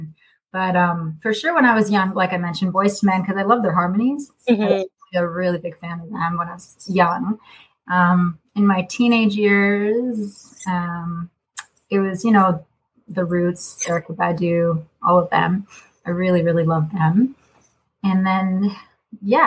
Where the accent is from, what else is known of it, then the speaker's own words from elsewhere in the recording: Kingston, Ontario, Canada; moved away as an adult; also born or lived in Toronto; now in Montreal, Canada; I grew up in Kingston, Ontario